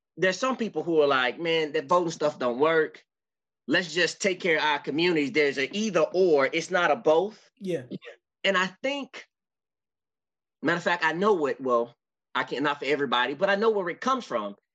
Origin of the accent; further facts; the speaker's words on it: Memphis, Tennessee, United States; I'm from Memphis